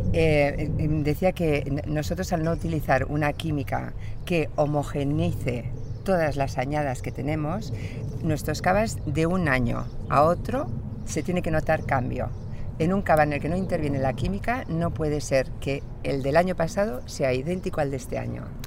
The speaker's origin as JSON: {"language": "Spanish", "town": "Pamplona", "region": "Navarre", "country": "Spain", "said": "mi origen es navarro, soy de Pamplona"}